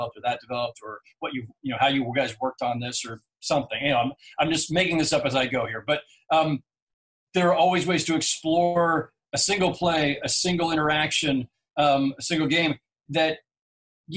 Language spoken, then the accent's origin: English; California, United States; moved away as an adult; now in Brooklyn, United States; I'm from California